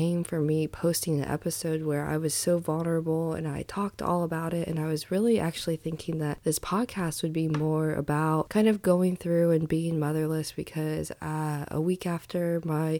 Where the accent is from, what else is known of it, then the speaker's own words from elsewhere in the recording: Indiana, United States; I grew up in Indiana